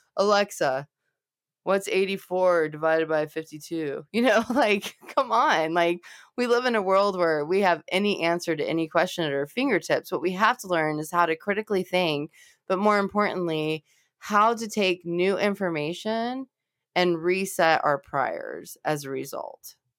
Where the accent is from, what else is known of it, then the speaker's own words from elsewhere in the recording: Los Angeles, California, United States; now in Cincinnati, United States; I'm from Los Angeles and I was raised in a more multicultural environment